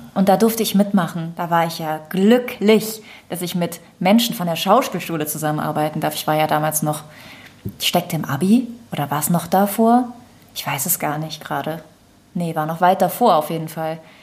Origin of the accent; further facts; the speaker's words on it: Düren, North Rhine-Westphalia, Germany; Denn Düren ist ja meine Heimat.